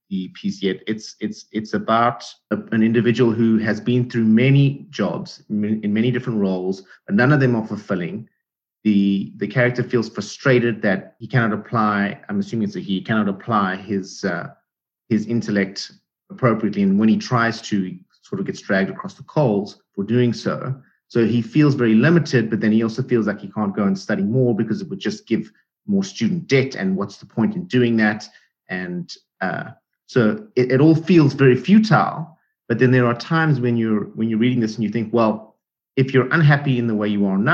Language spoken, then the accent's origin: English; South Africa; moved away as an adult; I am an immigrant. I came from South Africa 10 years ago